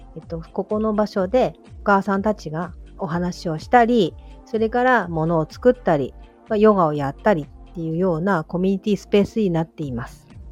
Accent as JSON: {"language": "Japanese", "region": "Toyama", "country": "Japan", "tie": "born or raised there", "said": "この一歩の近くに生まれ育ちまして"}